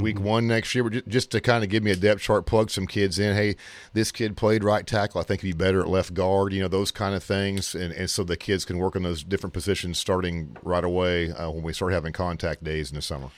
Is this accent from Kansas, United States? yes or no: yes; Kansas, United States; moved away as an adult; now in Missouri, United States; I'm from Kansas